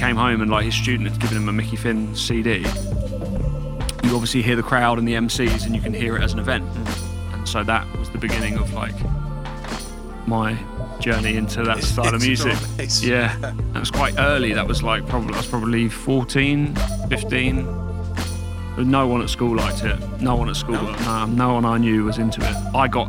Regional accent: Brighton, South East England, United Kingdom; Yeah, born and bred.

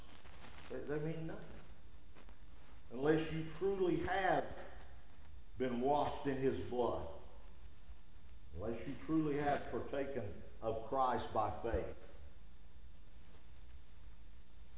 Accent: United States; us as Americans

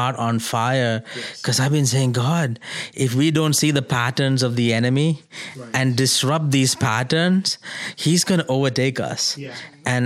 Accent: India; moved away as an adult; now in United States; as an Indian who is here in America in my second year in the U.S.

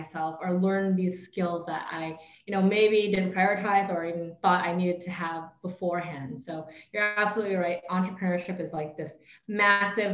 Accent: Canada; moved away as an adult; now in Vietnam; I was born and raised in Canada, kind of lived my entire life there, even had my career there.

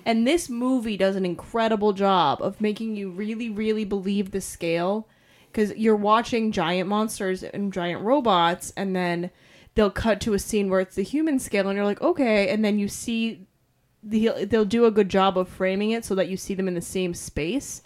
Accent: New England, United States; We're from New England.

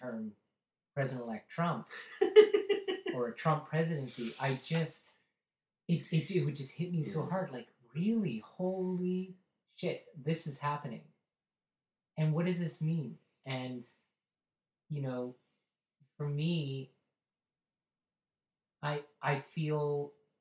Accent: Canada; up here in the landscape and how we have a tenth of the population, an even bigger land mass.

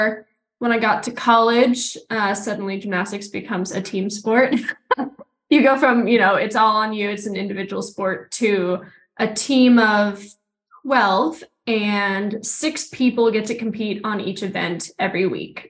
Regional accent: Houston, Texas, United States; born or raised there; moved away as an adult; also born or lived in Salt Lake City, Utah

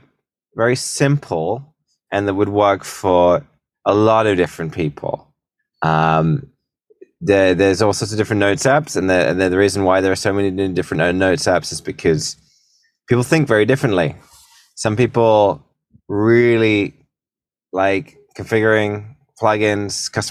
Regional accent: United Kingdom; moved away as an adult; also born or lived in San Francisco, United States; now in United States; So I'm a British entrepreneur. I've been making companies ever since I was a teenager. About 13 years ago, I moved to the States

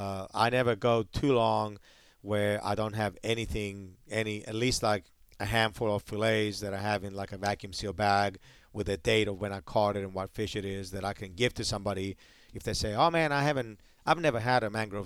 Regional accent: Hawaii, United States; But when I came from Hawaii and I started, like, getting used to being down here

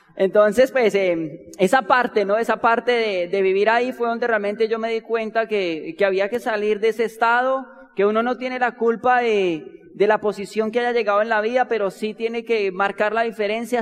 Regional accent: Bogotá, Colombia; nosotros nacimos y nos criamos en Bogotá

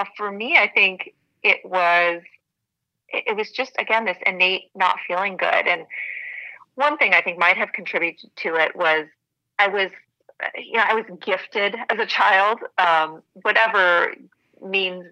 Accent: Montana, United States; I grew up in Montana, real small town

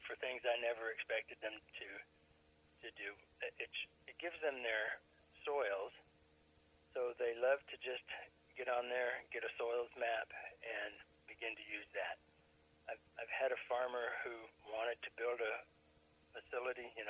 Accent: New Mexico, United States; now in Missouri, United States; I was raised in New Mexico

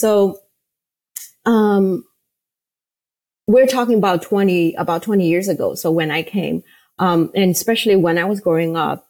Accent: Shanghai, China; born or raised there; English is a second language; moved away as an adult; now in United States

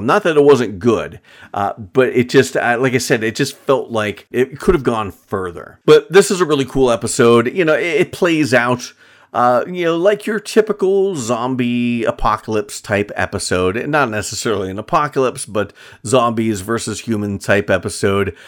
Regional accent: Pennsylvania, United States; being from Pennsylvania myself

